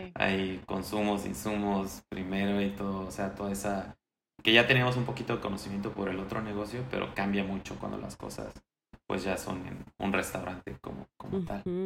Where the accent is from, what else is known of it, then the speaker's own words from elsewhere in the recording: Mexico City, Mexico; moved away as an adult; also born or lived in Pachuca, Hidalgo; nací en la Ciudad de México en 1992